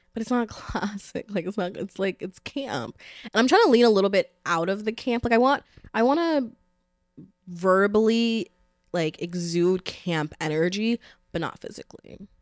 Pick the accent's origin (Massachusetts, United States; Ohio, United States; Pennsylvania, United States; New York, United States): New York, United States; New York City; I'm from the Bronx